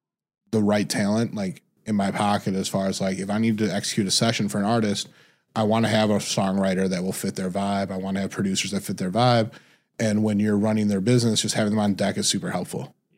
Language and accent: English; Detroit, Michigan, United States; moved away as an adult; also born or lived in Indiana / California; I'm originally from Detroit, Michigan.